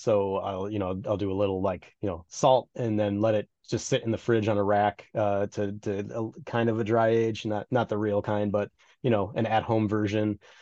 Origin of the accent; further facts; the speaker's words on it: Midwest, United States; Being a Midwesterner